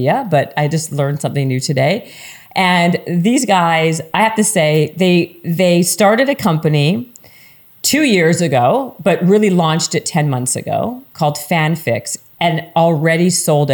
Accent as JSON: {"language": "English", "country": "Canada", "said": "I'm Canadian"}